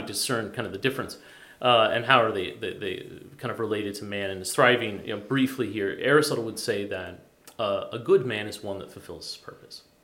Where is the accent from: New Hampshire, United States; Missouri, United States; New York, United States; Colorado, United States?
Colorado, United States; Boulder; moved away; I come from Boulder, Colorado.